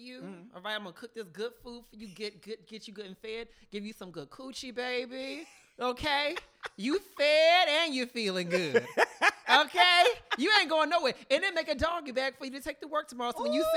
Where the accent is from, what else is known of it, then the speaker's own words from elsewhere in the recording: the South, United States; I'm from the South